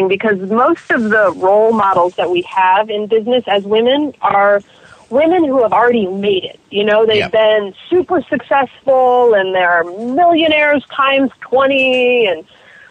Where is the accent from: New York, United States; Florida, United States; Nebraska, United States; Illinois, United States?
Florida, United States; Miami; I'm from Miami